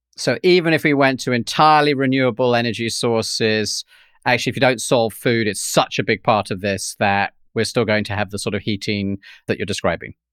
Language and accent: English; London, United Kingdom; When I grew up in London